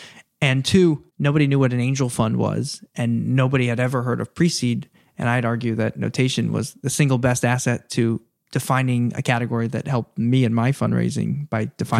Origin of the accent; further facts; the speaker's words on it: East Coast, United States; I grew up on the East Coast. All our grandparents moved down there when they got old and wanted to retire.